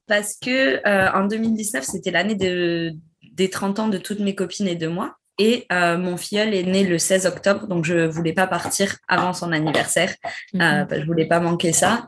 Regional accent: Bègles, Nouvelle-Aquitaine, France; moved away as an adult; also born or lived in Dijon / Bordeaux; J'ai grandi à Bègle, c'est à côté de Bordeaux

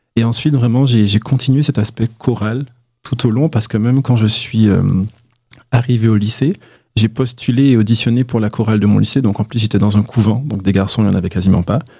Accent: Martinique; je suis de Martinique

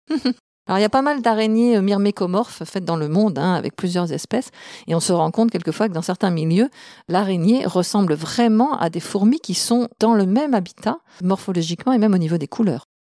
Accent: France; on la trouve chez nous en France

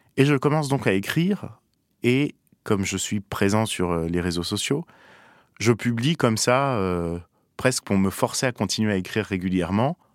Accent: Paris, Île-de-France, France; je suis parisien

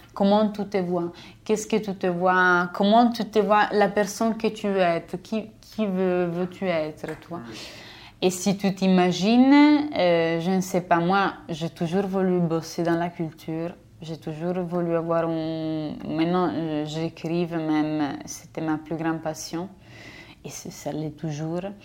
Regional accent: a village on the Austrian border, northern Italy, Italy; French is a second language; moved away as an adult; je suis italienne et je viens d'un village euh, de la frontière autrichienne, la frontière autrichienne euh, à l'extrême nord d'Italie

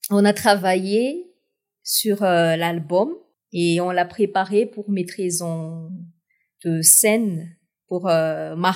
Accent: South-West, France; j'ai choisi ce, ce, titre de 1 pour euh, marquer d'où je viens, du sud-ouest, euh, en hommage de ma ville natale

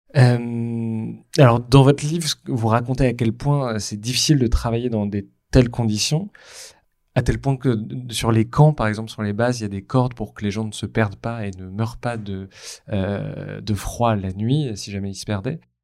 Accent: France; en tant que Français

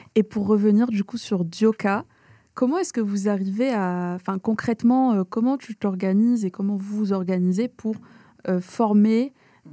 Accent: Algeria; je viens d'Algérie

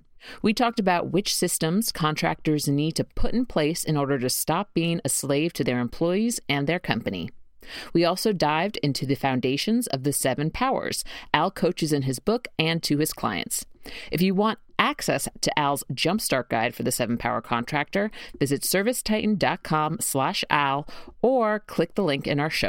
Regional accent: New York City, New York, United States; accent: New York; because I am a accent chameleon. People have told me this before, and I'm from Queens

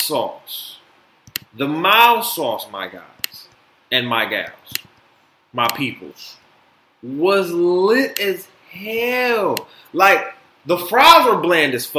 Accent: Detroit, Michigan, United States; also born or lived in Florida; I'm from Detroit. You know, born in Florida, raised in Detroit

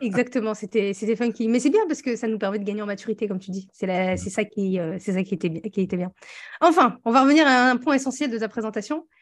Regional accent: northern France, France; on vient tous les deux du nord de la France

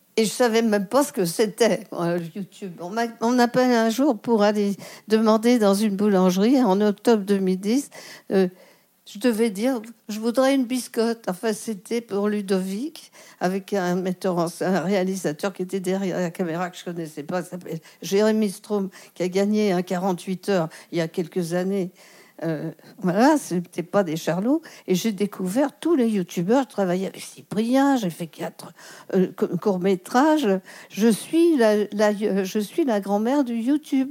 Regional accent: Lyon, Auvergne-Rhône-Alpes, France; also born or lived in Marseille; chez moi à Lyon

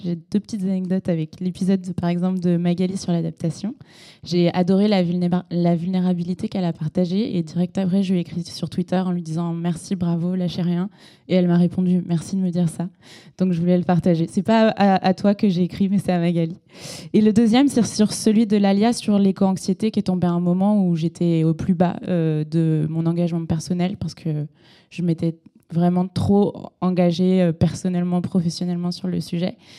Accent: Segré, Pays de la Loire, France; now in Paris, France; je viens de Segré dans le maine

